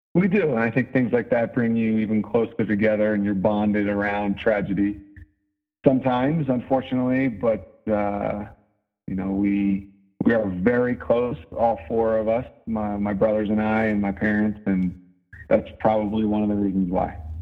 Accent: just outside of Philadelphia, Pennsylvania, United States; now in Denver, United States; I grew up just outside of Philadelphia

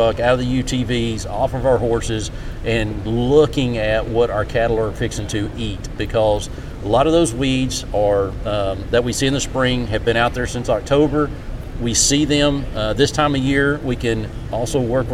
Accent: Texas, United States; moved away as an adult; also born or lived in Mississippi; now in West Virginia, United States; I was born and raised in Texas, so I'm a Texas native on a cattle operation

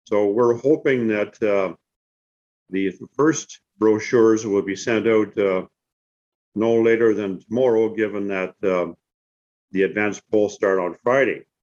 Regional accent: Canada; I'm upset with this um, format as a Canadian citizen

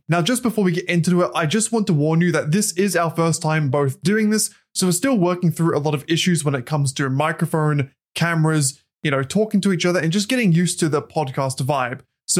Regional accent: Australia; I think one of the biggest dynamics is that I'm Australian. … is American, so that's going to be a little bit of a back and forth there.

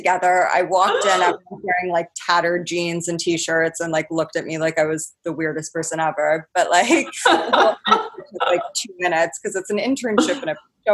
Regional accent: Orange County, California, United States; moved away as an adult; also born or lived in Santa Barbara / Los Angeles; now in London, United Kingdom; So I grew up in Orange County.

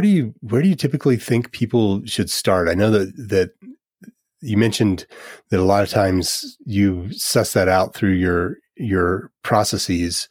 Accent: United States; I'm from the United States

